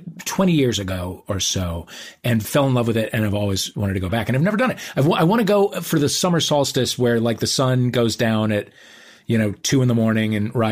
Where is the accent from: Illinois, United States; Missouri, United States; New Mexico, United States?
Missouri, United States; St. Louis; Now, where did you hang out in St. Louis? That's my hometown.